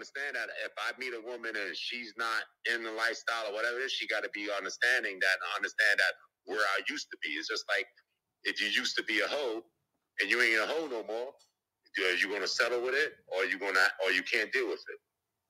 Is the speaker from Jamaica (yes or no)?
yes; Jamaica; I mean, if you Jamaican, I'm Jamaican.